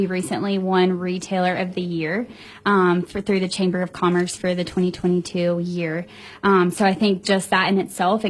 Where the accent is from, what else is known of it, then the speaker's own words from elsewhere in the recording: Germany; born there; also born or lived in South Korea; I've lived all over the world. I was born in Germany and lived in South Korea